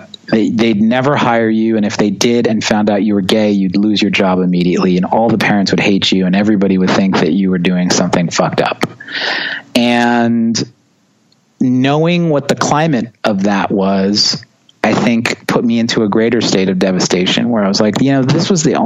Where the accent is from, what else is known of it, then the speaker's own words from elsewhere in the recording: New York, United States; also born or lived in Long Island; growing up in New York and being a drummer is challenging because everyone lives on top of each other and no one wants to hear you practice.